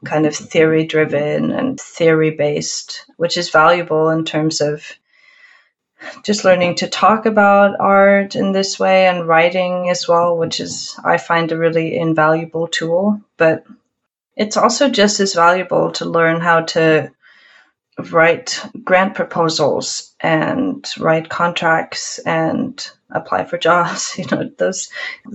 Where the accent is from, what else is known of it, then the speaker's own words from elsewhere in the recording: Oakland, California, United States; moved away as an adult; now in Reykjavik, Iceland; growing up between these two places, I have spent maybe more time in California than in Iceland.